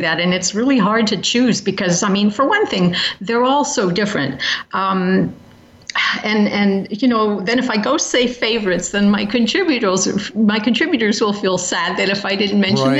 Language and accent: English; United Kingdom; now in United States; I'm also British and have lived in Britain for a number of years